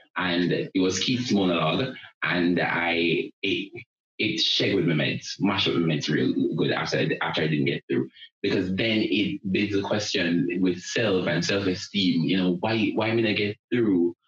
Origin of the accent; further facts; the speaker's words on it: Linstead, Saint Catherine, Jamaica; I am from a place in Jamaica called Linstead in the parish of St. Catherine. Growing up in Linstead